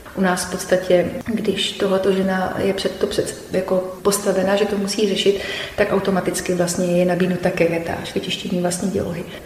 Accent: Liberec Region, Czechia; u nás v Libereckém kraji

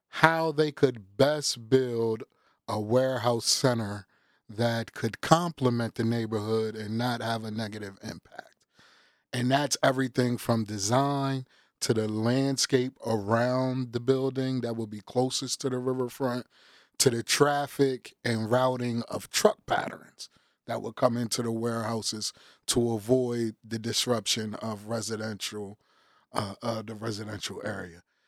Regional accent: Wilmington, Delaware, United States; I was born and raised in Southbridge

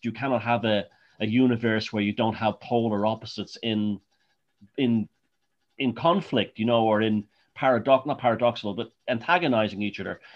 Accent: Ireland; I was born in Ireland

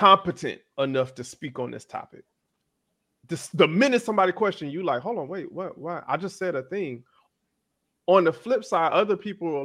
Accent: Florida, United States; also born or lived in Tampa; I'm from Florida

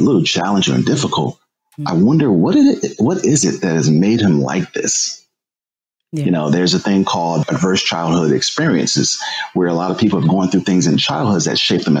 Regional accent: Springfield, Massachusetts, United States; I was a shy kid growing up in Springfield, Massachusetts.

